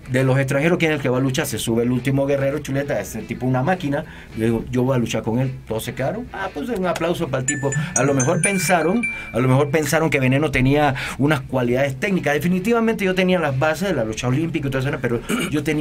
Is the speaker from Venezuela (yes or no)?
no; Mexico; si yo vengo de un estado, vengo de lejos, pero siendo mexicano